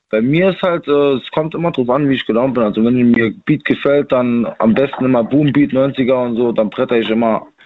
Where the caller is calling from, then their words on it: Neunkirchen, Saarland, Germany; Aus Neunkirchen.